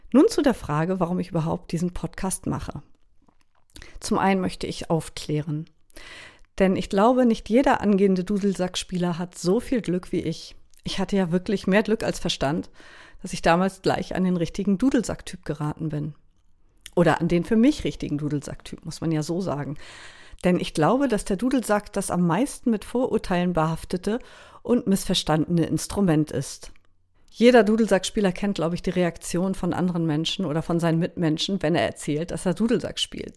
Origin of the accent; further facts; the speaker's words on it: Baltic coast of Schleswig-Holstein, Germany; moved away as an adult; also born or lived in Berlin; now in Lüneburg Heath, Germany; ich komme ursprünglich von der schleswig-holsteinischen Ostseeküste. Ich bin also direkt am Meer aufgewachsen